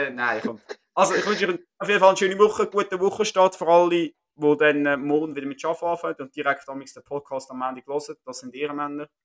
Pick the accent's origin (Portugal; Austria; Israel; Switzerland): Switzerland; als Schweizer Fußballfan sehr stark verkauft